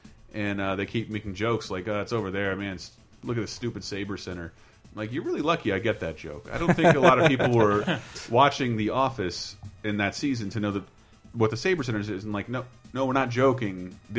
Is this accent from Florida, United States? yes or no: yes; Tallahassee, Florida, United States; they shot in my hometown, Tallahassee, Florida.